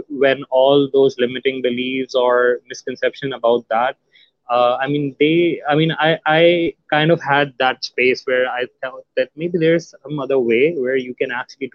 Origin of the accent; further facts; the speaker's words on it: Pakistan; I'm from Pakistan